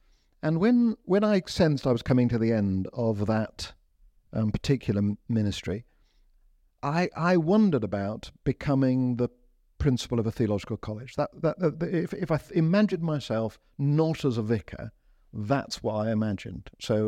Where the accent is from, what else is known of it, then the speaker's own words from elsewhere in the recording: India; also born or lived in Lincoln, United Kingdom; I grew up as a missionary kid. I grew up in, so I was born in Lincoln, but before I was two, we moved to India.